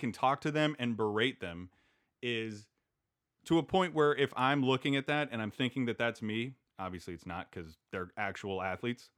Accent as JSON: {"language": "English", "region": "Kansas", "country": "United States", "tie": "born or raised there", "said": "I grew up in Kansas"}